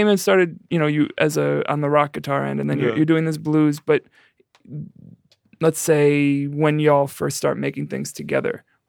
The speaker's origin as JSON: {"language": "English", "town": "New York City", "region": "New York", "country": "United States", "also_born_or_lived": "Iowa", "moved": "yes", "said": "we were in college in Iowa. Damon's from here, but I'm from the Bronx originally."}